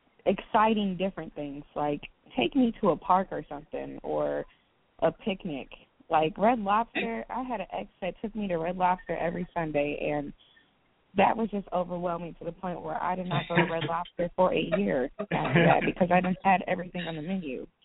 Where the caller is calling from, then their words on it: Richmond, Virginia, United States; I am calling from Richmond, Virginia.